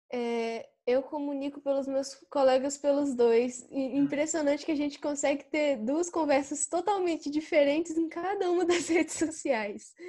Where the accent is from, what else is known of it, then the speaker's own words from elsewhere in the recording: São João del-Rei, Minas Gerais, Brazil; Eu sou de São João do Rei e eu estudo no Instituto Federal Sudeste de Minas.